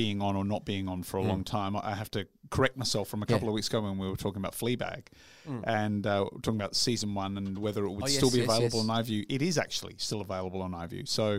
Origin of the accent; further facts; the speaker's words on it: Yorkshire and the Humber, United Kingdom; From Yorkshire. Well, I'm from Yorkshire.